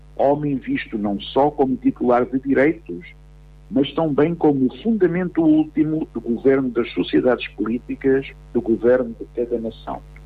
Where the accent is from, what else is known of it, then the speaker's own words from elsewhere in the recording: Portugal; A ideia de comunidade política que partilhamos como portugueses